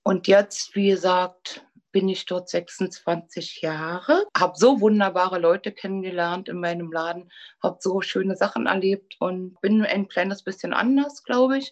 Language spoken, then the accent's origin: German; Berlin, Germany; Ich bin 1959 geboren in Berlin und bin zur Schule gegangen, auch in Pankow